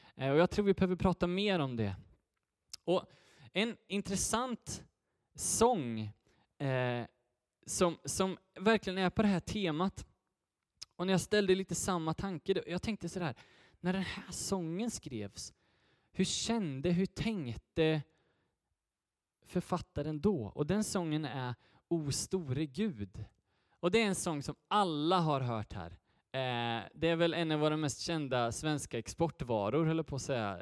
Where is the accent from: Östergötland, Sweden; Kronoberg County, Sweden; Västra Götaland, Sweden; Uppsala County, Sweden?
Västra Götaland, Sweden; Götene; jag hoppas innerligt att det hörs, så kommer jag från, från Götene